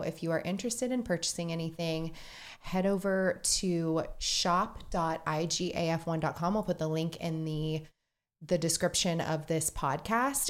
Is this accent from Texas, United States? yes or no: yes; Texas, United States; We are from Texas